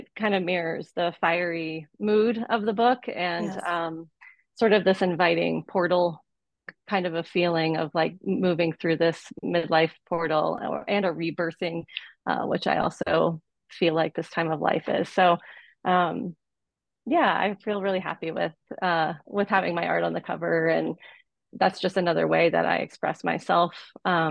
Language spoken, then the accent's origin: English; Boulder, Colorado, United States; I will be in my hometown of Boulder, Colorado